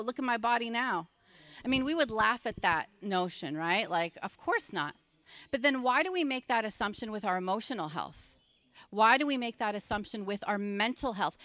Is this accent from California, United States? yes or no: no; Pennsylvania, United States; I'm from Pennsylvania, so I know the language here